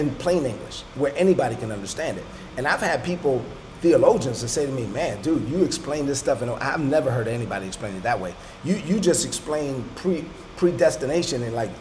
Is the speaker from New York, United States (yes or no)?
yes; New York City, New York, United States; I grew up in Brooklyn, in East New York, Brooklyn